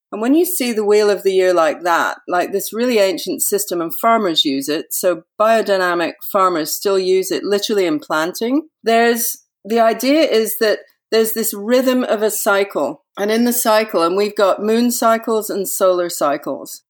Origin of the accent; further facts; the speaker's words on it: Yorkshire and the Humber, United Kingdom; I lived with her for a lot of time when I was a child up in Yorkshire